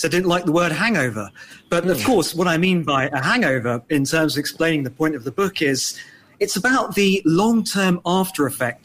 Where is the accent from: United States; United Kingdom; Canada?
United Kingdom; London; I'm certainly very pleased to be British, as your listeners can tell from my accent, growing up in London